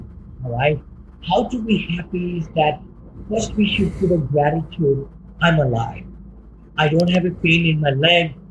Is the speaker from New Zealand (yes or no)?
no; India; moved away as an adult; I came from India, right? I'm a mechanical engineer